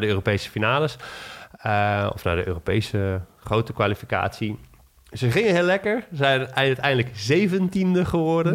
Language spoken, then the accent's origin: Dutch; Netherlands; als Nederlander